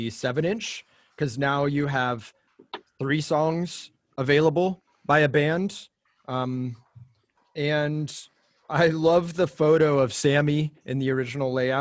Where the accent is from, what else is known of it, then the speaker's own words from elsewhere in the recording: Orange County, California, United States; I'm from Orange County